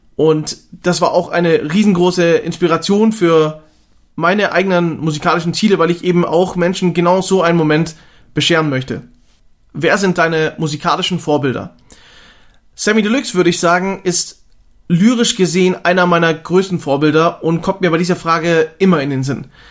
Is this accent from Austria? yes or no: yes; Austria; aufgewachsen in Österreich im schönen Kernwaldetal mitten in den Bergen